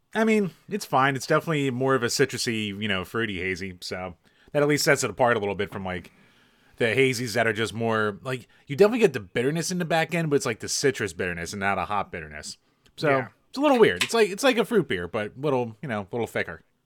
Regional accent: Pennsylvania, United States

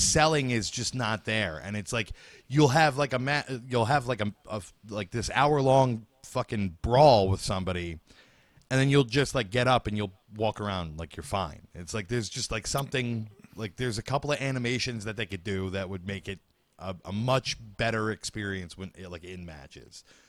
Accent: Bay Shore, New York, United States; in my hometown, Bayshore

